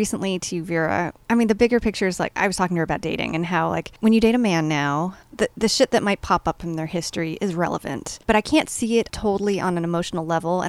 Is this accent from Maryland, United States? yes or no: no; Los Angeles, California, United States; growing up in Hollywood, California